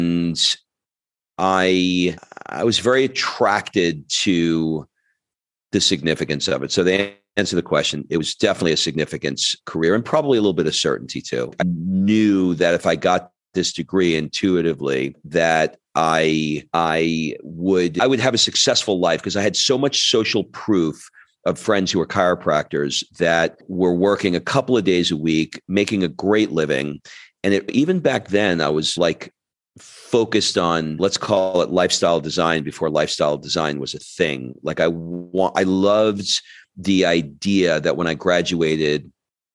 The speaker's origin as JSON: {"language": "English", "region": "New York", "country": "United States", "tie": "born or raised there", "also_born_or_lived": "Georgia", "moved": "as an adult", "lives_now": "Florence, Italy", "said": "I grew up in New York"}